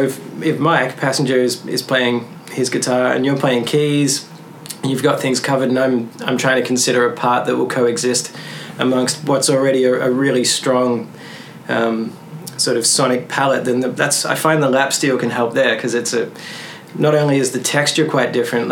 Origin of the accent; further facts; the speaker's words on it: Melbourne, Victoria, Australia; of you guys didn't get that, I'm from Australia.